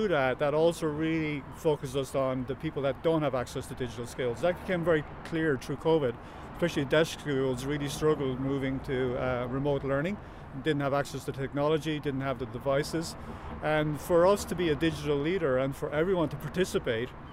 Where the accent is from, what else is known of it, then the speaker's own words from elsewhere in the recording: Ireland; I grew up in North Wexford, right, in the middle of the country.